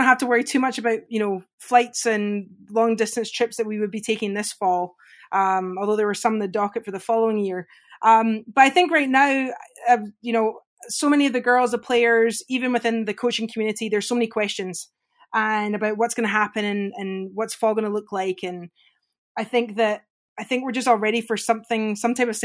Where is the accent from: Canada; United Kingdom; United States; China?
United Kingdom; Scotland; moved away; growing up in Scotland, I grew up playing golf and hockey